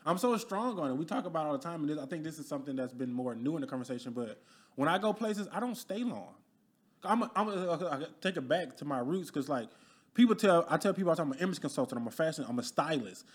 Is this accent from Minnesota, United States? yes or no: no; Alabama, United States; moved away as an adult; also born or lived in Detroit, Michigan; now in Dallas, United States; I'm originally born and raised in Alabama